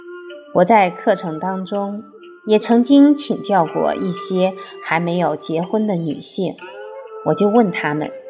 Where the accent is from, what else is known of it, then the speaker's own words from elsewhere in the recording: China; 用我们中国人的话说，一看就是富贵相。